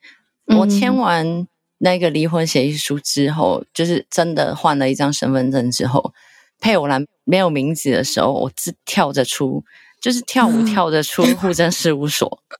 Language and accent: Chinese; Hong Kong; moved away as an adult; now in Taiwan; 因为我不是台湾人。因为我是香港的，